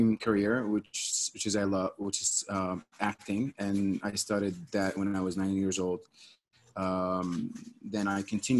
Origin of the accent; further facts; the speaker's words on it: Eastern Province, Saudi Arabia; moved away as an adult; also born or lived in Riyadh / Philadelphia, United States / Los Angeles, United States; I grew up in Saudi, grew up in three places, actually in Eastern and Riyadh